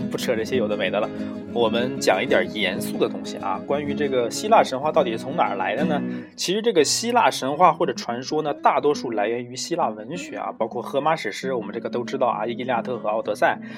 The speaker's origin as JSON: {"language": "Chinese", "country": "China", "said": "我们中国人"}